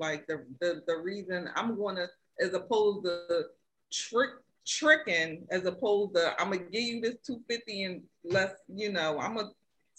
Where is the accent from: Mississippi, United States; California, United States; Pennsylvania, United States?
Pennsylvania, United States; Philadelphia; Man, Henny, I'm from Philly.